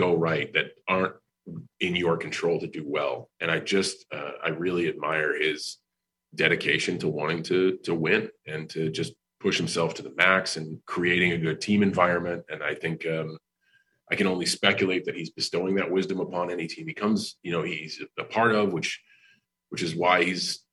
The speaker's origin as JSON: {"language": "English", "region": "New England", "country": "United States", "moved": "as an adult", "lives_now": "Tampa, United States", "said": "I'm from New England."}